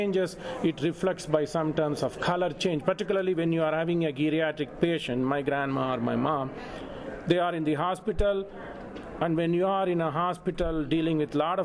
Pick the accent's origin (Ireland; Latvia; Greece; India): India; moved away as an adult; also born or lived in Leeds, England; now in Lubbock, United States; I was born in India. I had my basic Bachelor of Technology Engineering education in textile materials, master's in India.